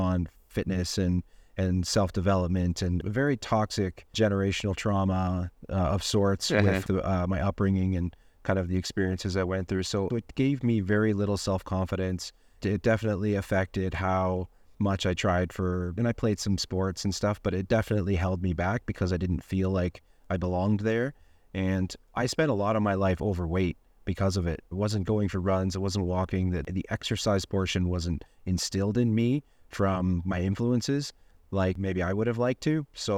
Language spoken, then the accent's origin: English; Ontario, Canada; I'm from Ontario, Canada, and I'm 39 years old